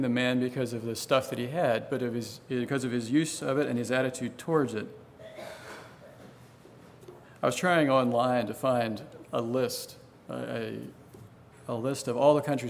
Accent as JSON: {"language": "English", "town": "Gladys", "region": "Virginia", "country": "United States", "tie": "born or raised there", "moved": "as an adult", "lives_now": "Guatemala", "said": "growing up in Gladys"}